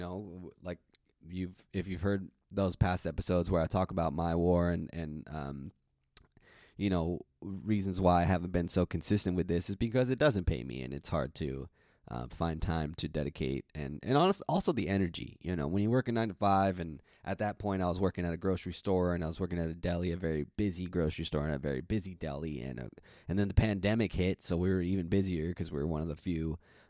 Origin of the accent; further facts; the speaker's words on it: Pacific Grove, California, United States; I'm from Pacific Grove, California, Monterey County, which is like 2 hours south of San Francisco. Neat little town.